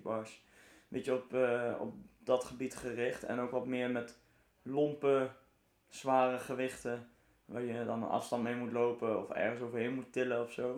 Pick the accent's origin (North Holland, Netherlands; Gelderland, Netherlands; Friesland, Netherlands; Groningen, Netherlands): Gelderland, Netherlands; Arnhem; ik kom uit Arnhem